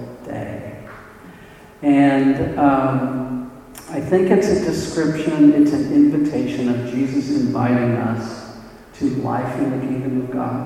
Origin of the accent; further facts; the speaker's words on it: Arcadia, California, United States; also born or lived in Monrovia; I live in the Los Angeles area, and I grew up in Arcadia, which is here, and moved all the way to Monrovia, which is here.